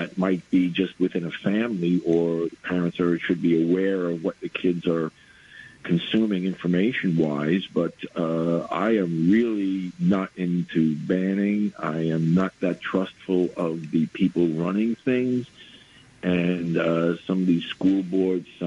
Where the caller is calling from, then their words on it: New York City, New York, United States; I'm calling from the Bronx